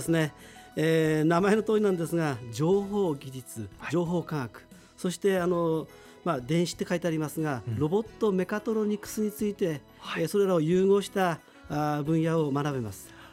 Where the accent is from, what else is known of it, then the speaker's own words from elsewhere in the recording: Utsunomiya, Tochigi, Japan; 私はあのずっと宇都宮で。